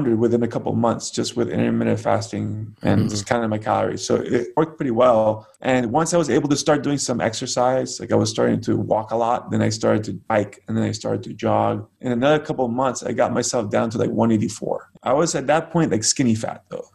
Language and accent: English; United States; as an American